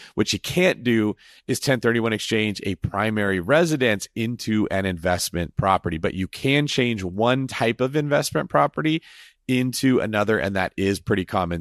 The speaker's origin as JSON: {"language": "English", "region": "Northern California", "country": "United States", "tie": "born or raised there", "said": "I am from Northern California, where apparently this word originated. I grew up my whole life in that area"}